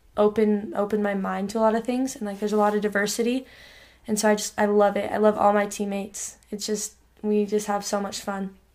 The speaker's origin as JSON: {"language": "English", "region": "Idaho", "country": "United States", "tie": "born or raised there", "also_born_or_lived": "Rigby, Idaho", "said": "I was born in Idaho Falls, yeah, and then um I lived in the same house in Rigby with my mom and dad"}